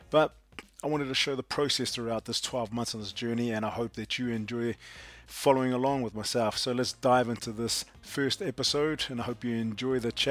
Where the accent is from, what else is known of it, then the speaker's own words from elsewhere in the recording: Cleveland, Ohio, United States; I'm from Cleveland, Cleveland, Ohio.